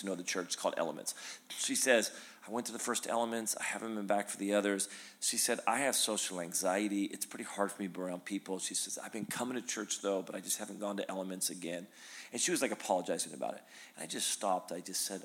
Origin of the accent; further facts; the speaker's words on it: Redding, California, United States; also born or lived in Sacramento, United States; I grew up in Redding